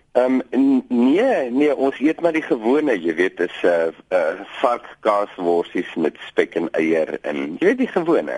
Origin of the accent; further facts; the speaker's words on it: Boland, Western Cape, South Africa; moved away as an adult; now in Namaqualand, South Africa; Ek kom uit die Boland uit.